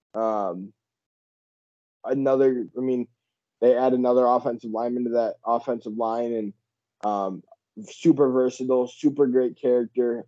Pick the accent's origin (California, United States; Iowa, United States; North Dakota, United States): Iowa, United States; we're both from Iowa. I still live in Iowa